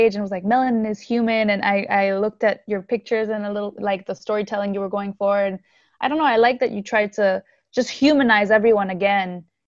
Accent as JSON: {"language": "English", "country": "Haiti", "tie": "born or raised there", "also_born_or_lived": "France / Chile", "accent": "American", "second_language": "English", "moved": "yes", "said": "growing up in Haiti, Haiti was always home"}